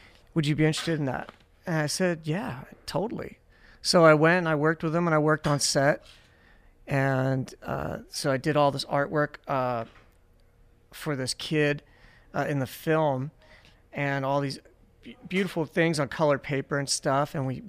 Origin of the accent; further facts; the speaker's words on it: Pennsylvania, United States; moved away; I was born in Pennsylvania and, like, you know, I made it here.